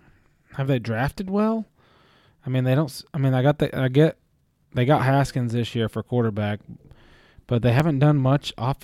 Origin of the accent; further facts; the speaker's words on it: Tennessee, United States; We're obviously from Tennessee.